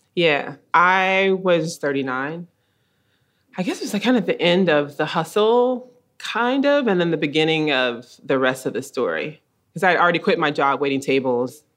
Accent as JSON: {"language": "English", "town": "Columbus", "region": "Georgia", "country": "United States", "tie": "born or raised there", "said": "growing up in Columbus, Georgia"}